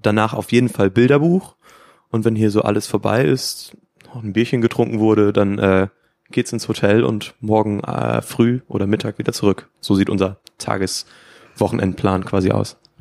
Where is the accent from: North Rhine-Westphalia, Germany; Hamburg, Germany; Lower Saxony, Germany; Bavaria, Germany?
Lower Saxony, Germany; Emsland; wir kommen aus dem Emsland, sind vier Freunde, die sich quasi aus dem Kindergarten schon kennen